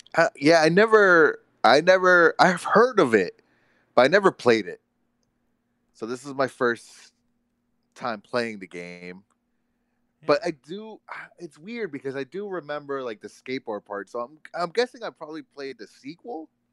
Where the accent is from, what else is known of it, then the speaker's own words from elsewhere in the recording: Florida, United States; who was raised in Florida